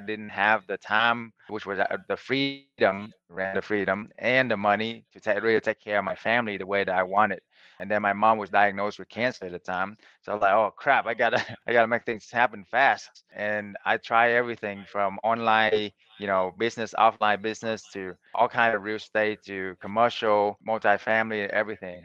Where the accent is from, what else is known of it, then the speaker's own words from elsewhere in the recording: Vietnam; now in United States; I was born in Vietnam and then I came to America as an immigrant with nothing